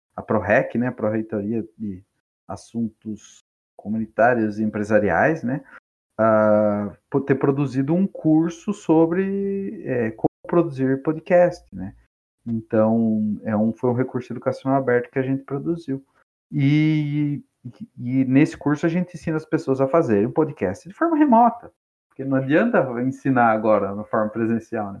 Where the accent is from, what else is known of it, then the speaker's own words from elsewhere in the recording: Capão Bonito, São Paulo, Brazil; eu, que sou lá de Capão Bonito